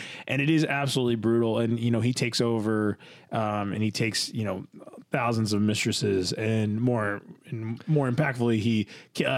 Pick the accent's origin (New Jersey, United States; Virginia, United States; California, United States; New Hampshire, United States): New Jersey, United States; I grew up in this place in New Jersey